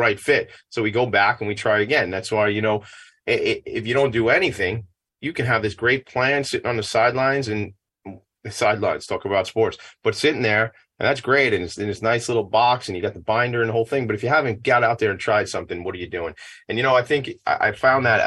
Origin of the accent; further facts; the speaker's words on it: Franklin Square, New York, United States; I grew up in Franklin Square. We're neighbors.